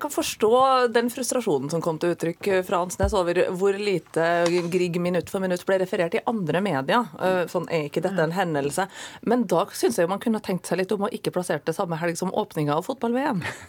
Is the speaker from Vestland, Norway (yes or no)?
no; Trondheim, Trøndelag, Norway; jeg er fra Sør-Trøndelag